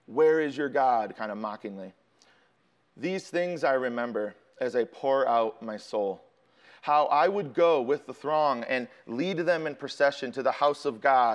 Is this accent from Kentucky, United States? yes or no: no; Chicago, Illinois, United States; I'm from Chicago